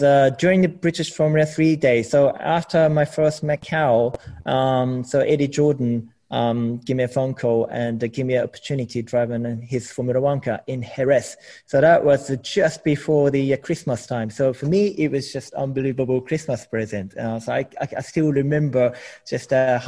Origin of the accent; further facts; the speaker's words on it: Japan; English is a second language; moved away as an adult; also born or lived in United Kingdom; I never lived outside of Japan, so I had zero English as well.